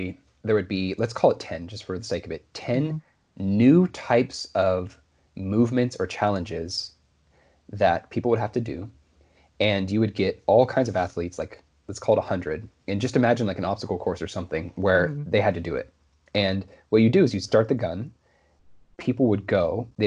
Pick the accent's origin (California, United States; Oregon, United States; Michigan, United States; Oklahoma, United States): Oregon, United States; I grew up in Oregon, so my state track meet was always held at Hayward Field